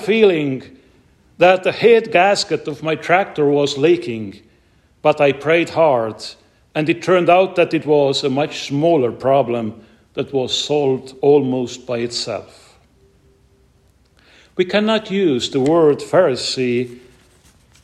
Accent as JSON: {"language": "English", "country": "Estonia", "tie": "born or raised there", "said": "my home country, Estonia"}